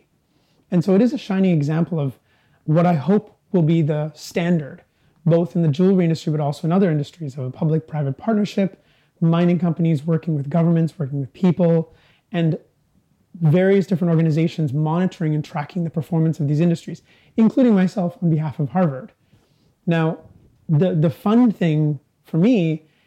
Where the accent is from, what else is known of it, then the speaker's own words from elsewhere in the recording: Vancouver, British Columbia, Canada; growing up in Canada, we didn't have many symbols or mementos of our history.